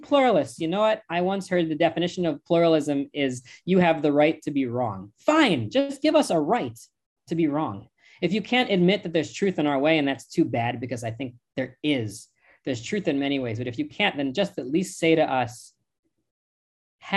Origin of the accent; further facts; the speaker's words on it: United States; accent: American; now in Israel; I was born in the United States.